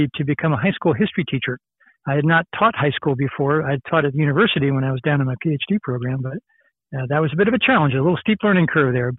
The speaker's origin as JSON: {"language": "English", "town": "Bedminster", "region": "New Jersey", "country": "United States", "tie": "born or raised there", "said": "I originally grew up in Bedminster, New Jersey"}